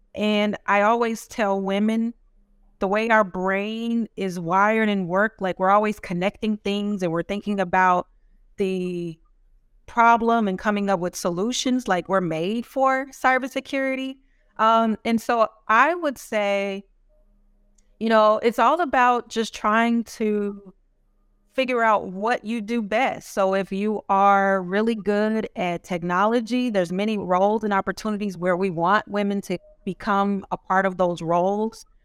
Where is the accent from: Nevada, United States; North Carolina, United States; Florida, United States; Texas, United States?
Texas, United States; Dallas; I'm from North Texas, Dallas, Texas, so another Texas person in here.